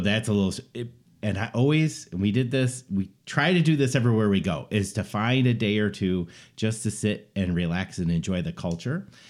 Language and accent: English; Buffalo, New York, United States; we're from Buffalo area